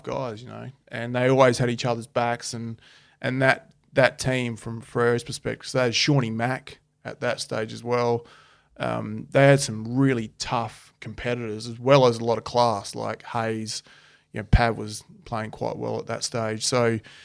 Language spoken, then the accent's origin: English; Adelaide, South Australia, Australia; moved away; also born or lived in Perth, Western Australia; I grew up in Adelaide